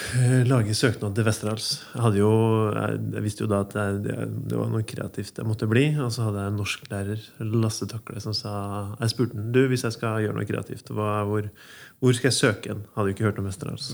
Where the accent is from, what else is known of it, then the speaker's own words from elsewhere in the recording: Ytterøya, Trøndelag, Norway; jeg er jo ikke fra Inderøya, jeg er fra Ytterøya. Mm. Oppvokst